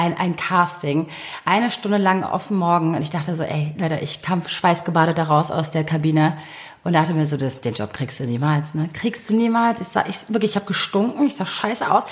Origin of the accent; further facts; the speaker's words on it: Berlin, Germany; ich bin gebürtige Berlinerin